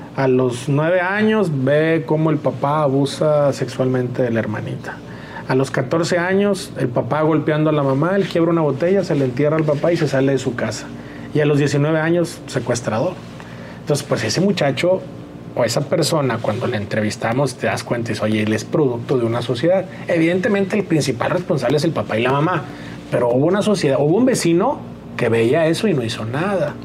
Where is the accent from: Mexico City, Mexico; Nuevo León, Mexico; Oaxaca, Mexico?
Nuevo León, Mexico; Monterrey; soy aquí de Monterrey, del de Bernardo Reyes, ahí pegadito a Mitras Norte